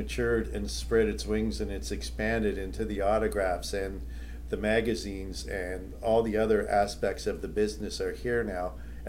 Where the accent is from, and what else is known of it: Toronto, Ontario, Canada